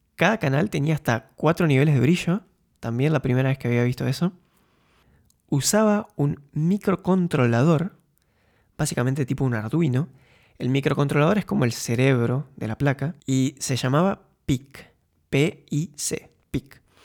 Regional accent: Concordia, Entre Ríos, Argentina; moved away as an adult; also born or lived in Buenos Aires, Argentina / Munich, Germany; now in Eindhoven, Netherlands; Nací y crecí en Concordia

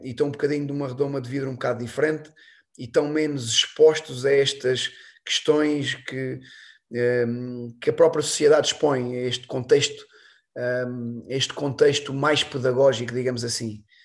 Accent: Alentejo, Portugal; E lá no Alentejo, eu sou alentejano

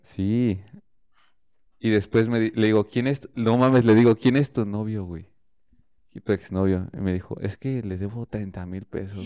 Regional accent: Querétaro, Mexico; soy de Querétaro

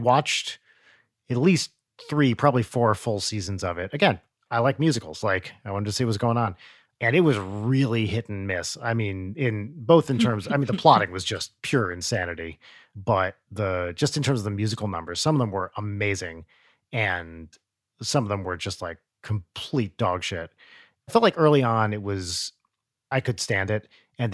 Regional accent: New Jersey, United States; moved away as an adult; I had the same thing when I moved to California for grad school. I moved from Jersey, from the East Coast. I went to San Diego for grad school

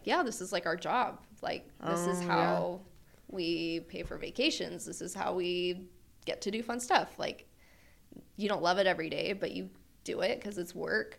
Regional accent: Springville, Utah, United States; I was raised in Springville

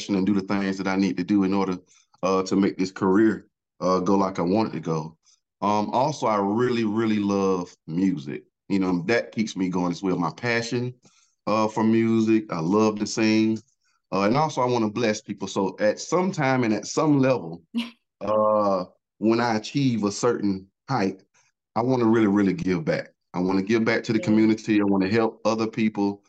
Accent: Augusta, Georgia, United States; I'm from Augusta, Georgia

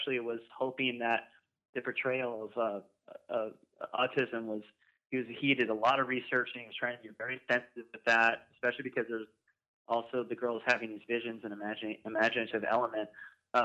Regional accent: Santa Rosa, California, United States; we're from Santa Rosa

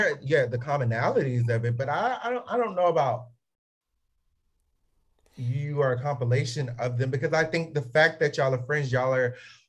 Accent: Southern, United States; accent: Southern; moved away; when I call my mom or my dad, my accent changes because it goes strictly to how grew up and everything. Like it is, there's some Southernisms that come out

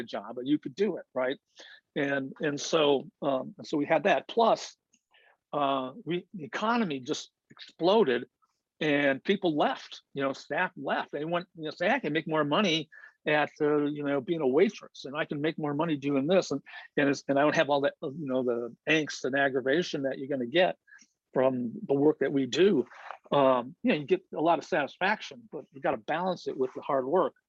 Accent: Indiana, United States; now in Minnesota, United States; I'm from Indiana, and I know all those people in Indiana

